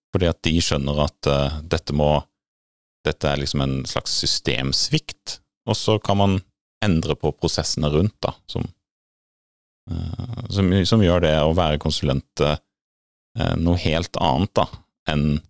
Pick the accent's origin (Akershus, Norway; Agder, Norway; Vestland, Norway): Agder, Norway; Grimstad; hjemme i Rådyrveien i Grimstad